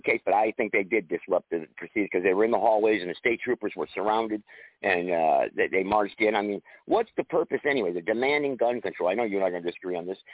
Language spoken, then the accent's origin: English; Greensboro, North Carolina, United States; also born or lived in West Haven, Connecticut; the city I'm from Greensboro